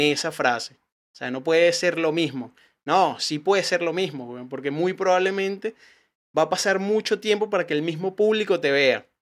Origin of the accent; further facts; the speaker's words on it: Venezuela; now in Chile; yo soy comediante, soy venezolano